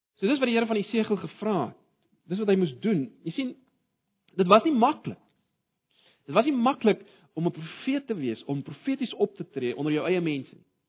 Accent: South Africa

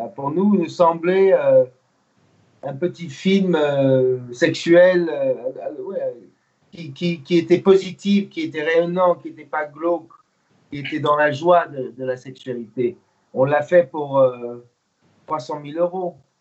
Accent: United States; first language English; French is a second language; moved away; also born or lived in Germany / England; je suis né en Allemagne d'un papa américain militaire et d'une maman. Euh, j'ai grandi aux États-Unis. Ma langue première, vraiment, c'est l'anglais

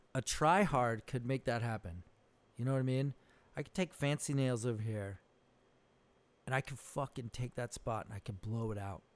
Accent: Socorro, New Mexico, United States; now in Benicia, United States; I'm from Socorro, New Mexico, dude. That's where I grew up

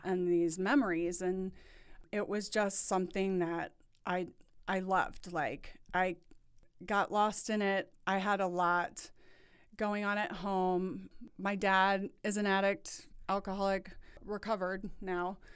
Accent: New Orleans, Louisiana, United States; moved away as an adult; also born or lived in East Lansing, Michigan; now in Indianapolis, United States; I was born and raised in New Orleans

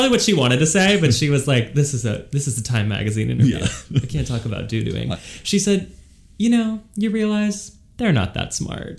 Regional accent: Cincinnati, Ohio, United States; moved away; I grew up in Cincinnati.

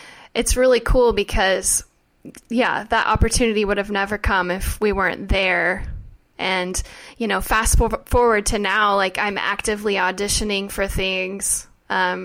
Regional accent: Oklahoma, United States; moved away as an adult; now in Los Angeles, United States; we are both from Oklahoma

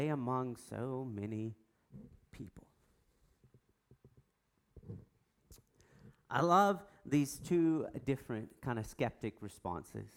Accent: United States; I'm American.

